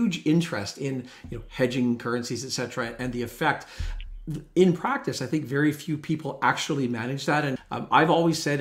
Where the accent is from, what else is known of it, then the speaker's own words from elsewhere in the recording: Canada; as a Canadian investor here